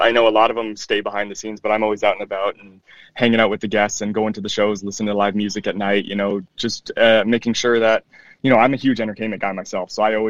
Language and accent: English; Canada; also born or lived in Arizona / Mississippi; now in United States; So for me, I was born in Canada, so I'm Canadian and newly American as of a couple of years ago. I've lived in Arizona for 10 years. I moved to Mississippi back in 2006